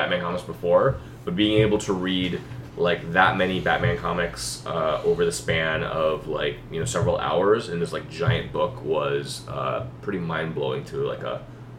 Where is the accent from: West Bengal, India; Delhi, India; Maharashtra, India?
Maharashtra, India; Mumbai; moved away; So when I was a kid, I grew up in India, in Bombay